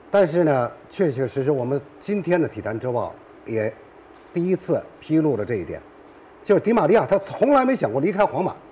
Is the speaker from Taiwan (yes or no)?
no; China; moved away; also born or lived in Latin region (Spanish-speaking area); 我们中国人